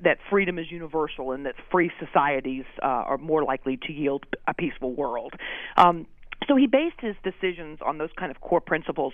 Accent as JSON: {"language": "English", "town": "Austin", "region": "Texas", "country": "United States", "tie": "born or raised there", "moved": "as an adult", "lives_now": "Boston, United States", "said": "I i was actually in austin texas which is my hometown"}